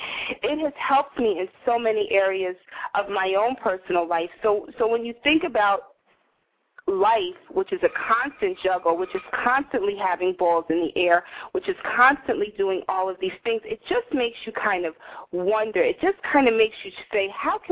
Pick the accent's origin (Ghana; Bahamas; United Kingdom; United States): United States; Northeast; now in New York City, United States; I live in my pretentious, obnoxious Greenwich Village little world in New York City, you know, born and bred in the Northeast